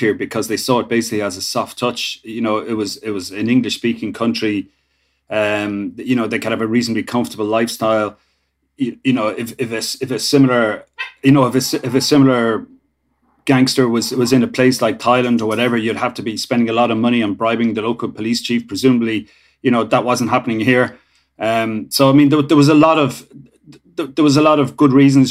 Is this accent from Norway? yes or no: no; Ireland